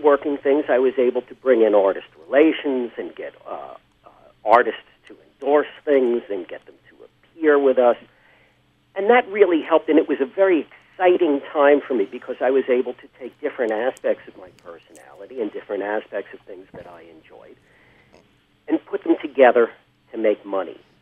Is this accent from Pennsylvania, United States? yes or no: no; New York City, New York, United States; I grew up in uh, Forest Hills, Queens